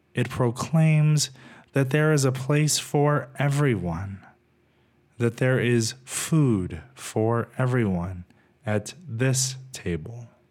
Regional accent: Texas, United States; Growing up in Texas, many of my friends and family are a bit more conservative than I am

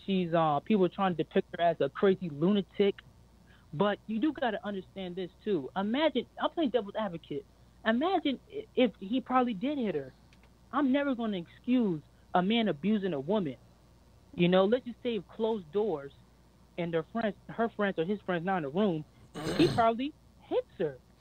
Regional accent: United States; I was born in America

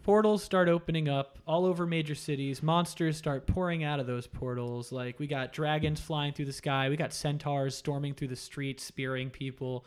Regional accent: Florida, United States; I grew up in Florida

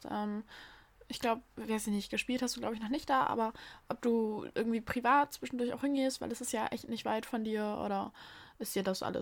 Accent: Bremen, Germany; ich bin in Bremen geboren.

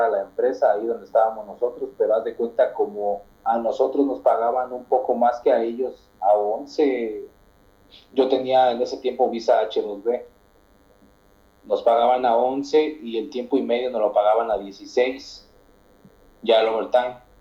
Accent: Mexico; yo soy de México

